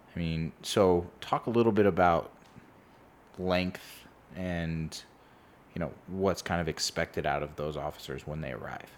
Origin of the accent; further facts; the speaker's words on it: California, United States; growing up in California, uh, at least for my parents who also grew up in California and the Bay Area